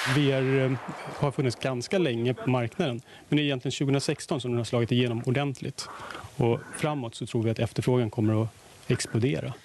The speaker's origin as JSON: {"language": "Swedish", "town": "Lund", "region": "Skåne", "country": "Sweden", "tie": "born or raised there", "said": "jag är ju född i Lund"}